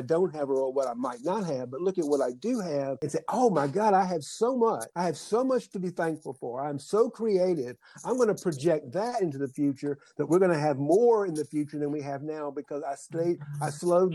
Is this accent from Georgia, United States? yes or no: yes; South Georgia, United States; I grew up in South Georgia